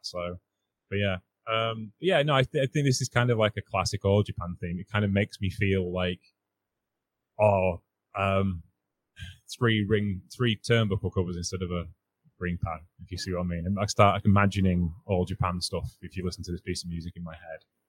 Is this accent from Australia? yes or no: no; United Kingdom; being British